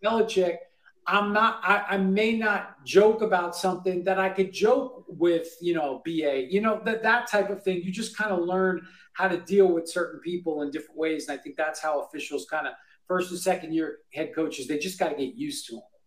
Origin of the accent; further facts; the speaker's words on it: Bellmore, New York, United States; I grew up in New York, I grew up a Giants fan